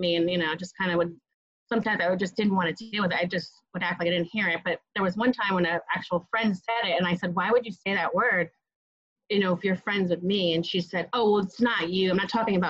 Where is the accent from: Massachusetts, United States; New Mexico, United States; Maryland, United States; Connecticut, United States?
Connecticut, United States; Hamden; now in New York City, United States; I grew up in Connecticut in a suburb of New Haven, Hamden, Connecticut.